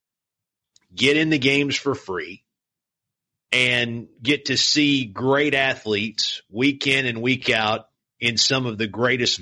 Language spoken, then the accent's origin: English; Morristown, Tennessee, United States; accent: East Tennessee twang; moved away as an adult; my hometown of Morristown